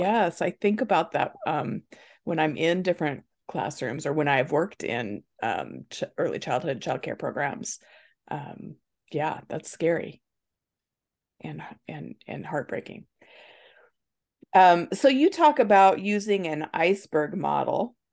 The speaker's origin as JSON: {"language": "English", "region": "Nebraska", "country": "United States", "moved": "as an adult", "lives_now": "Indiana, United States", "said": "we're originally from Nebraska, and we moved here when our kids were young, and, um, to Indiana"}